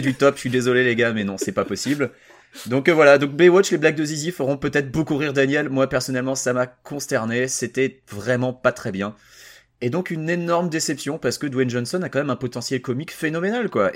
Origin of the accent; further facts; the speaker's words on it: Saint-Nazaire, Pays de la Loire, France; j'ai grandi à Saint-Nazaire, alors les blocos, on en était entouré et je jouais dedans quand j'étais gamin